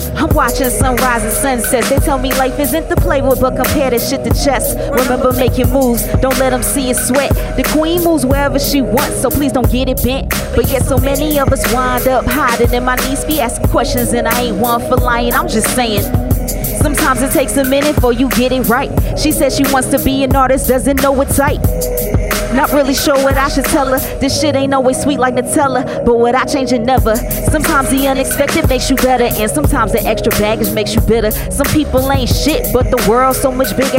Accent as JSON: {"language": "English", "town": "Lithonia", "region": "Georgia", "country": "United States", "tie": "born or raised there", "also_born_or_lived": "Atlanta", "said": "I'm a Grady baby, but I grew up in Lithonia"}